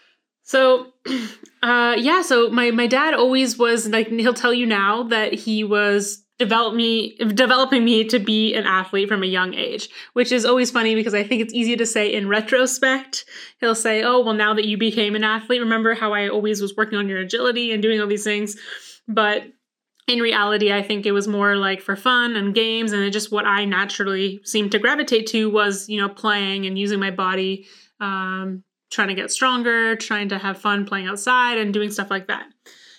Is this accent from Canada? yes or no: yes; Vancouver, British Columbia, Canada; born there; I was born in Vancouver, British Columbia. So that is actually where there are large mountains.